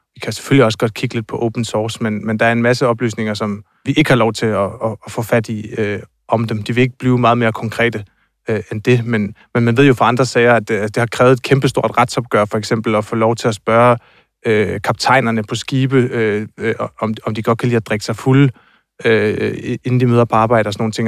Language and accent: Danish; near Tåsinge, southern Funen, Southern Denmark, Denmark; nede på Tosinge, tæt på, hvor jeg er fra, nede i det sydfynske